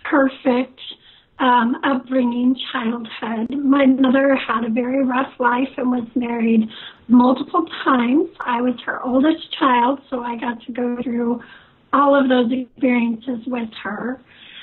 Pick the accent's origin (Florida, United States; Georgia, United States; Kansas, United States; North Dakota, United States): Kansas, United States; also born or lived in Cortland, New York; I left there when I was very little. I've lived all over the United States. Moved to Kansas when I was 12, and I'm a Kansas gal.